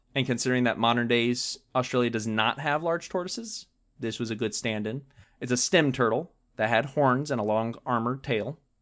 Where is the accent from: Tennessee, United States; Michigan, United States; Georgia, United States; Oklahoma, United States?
Georgia, United States; moved away; when I was growing up in Georgia